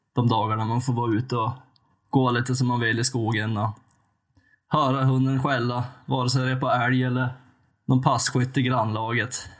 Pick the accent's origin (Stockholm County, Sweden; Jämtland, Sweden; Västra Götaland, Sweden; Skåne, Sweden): Jämtland, Sweden; western; född och uppvuxen i västra Jämtland